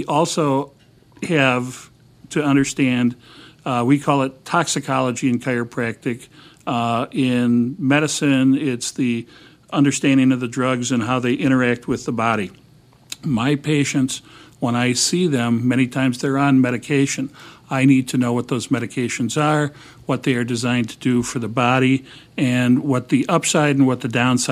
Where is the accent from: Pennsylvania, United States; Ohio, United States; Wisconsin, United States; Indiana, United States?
Wisconsin, United States; now in Chicago, United States; I'm originally from Wisconsin